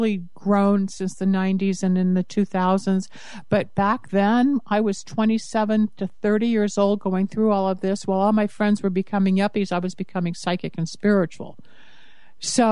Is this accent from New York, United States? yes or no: no; Los Angeles, California, United States; also born or lived in Michigan; I grew up here in Los Angeles, California, which is where I'm based